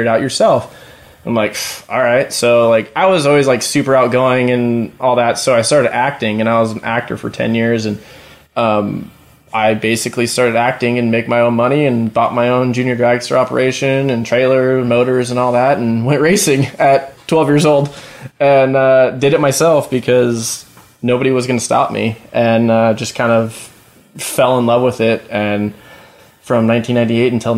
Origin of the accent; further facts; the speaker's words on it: Huntington Beach, California, United States; growing up in Huntington Beach, I always, you know, Huntington Beach, California